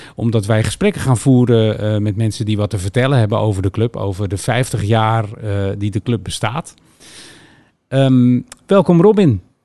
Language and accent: Dutch; Linschoten, Utrecht, Netherlands; also born or lived in Rotterdam; ik kom uit Rotterdam en ik was zeven toen ik hier... Ik, ik begon in Linschoten dan uiteindelijk